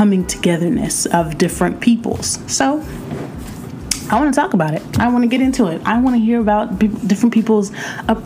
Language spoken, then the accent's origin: English; United States; I was born in America